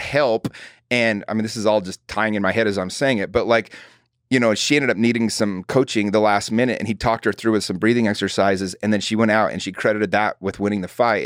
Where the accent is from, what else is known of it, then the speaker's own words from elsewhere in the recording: Utah, United States; I grew up in Utah